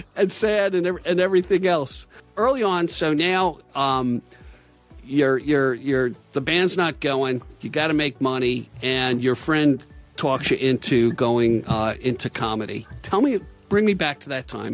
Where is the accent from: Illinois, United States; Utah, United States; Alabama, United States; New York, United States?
New York, United States; Long Island; I'm from Long Island.